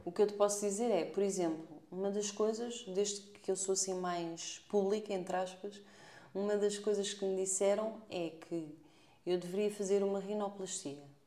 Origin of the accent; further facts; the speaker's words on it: Portugal; nós somos tugas